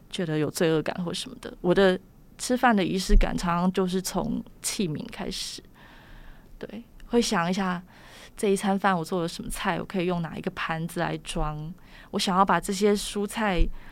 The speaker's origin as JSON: {"language": "Chinese", "country": "Taiwan", "said": "我们台湾人"}